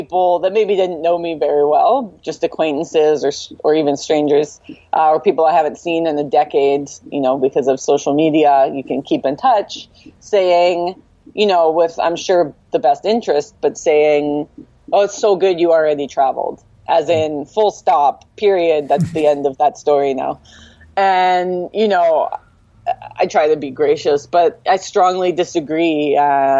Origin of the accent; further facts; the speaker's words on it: Vancouver, British Columbia, Canada; now in Vancouver Island, Canada; I'm born and raised in Vancouver, so that's a big change for me